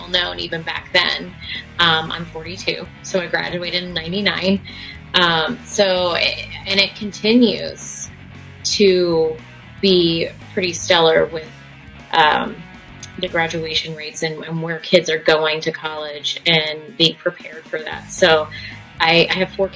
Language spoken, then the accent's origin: English; Fishers, Indiana, United States; I moved to Fishers when I was in fifth grade. So I moved from Pike Township, which is Indianapolis, to Fishers